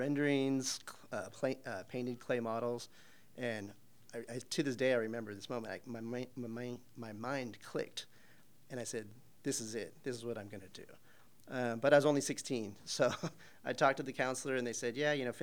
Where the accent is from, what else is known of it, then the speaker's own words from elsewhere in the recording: Arizona, United States; moved away; I'm from Arizona originally